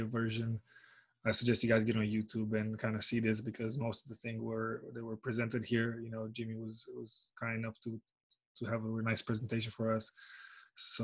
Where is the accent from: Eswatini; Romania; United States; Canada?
Romania; moved away; in my home country, Romania